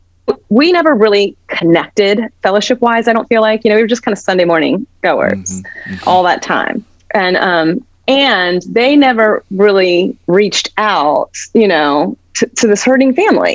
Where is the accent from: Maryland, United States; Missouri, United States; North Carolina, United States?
Maryland, United States; Frederick; I grew up here in Frederick, Maryland